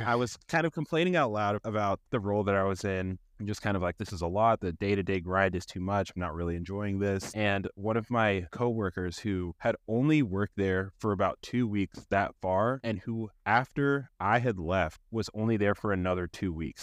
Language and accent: English; Raleigh, North Carolina, United States; I am from Raleigh, North Carolina, and I'm trying to buy a house in this area.